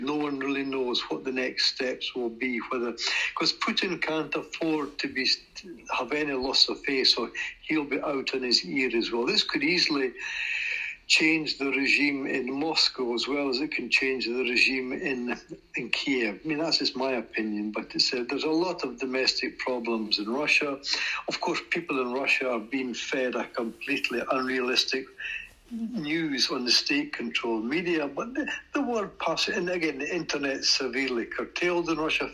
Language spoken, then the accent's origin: English; United Kingdom; now in Ukraine; I said I was from Britain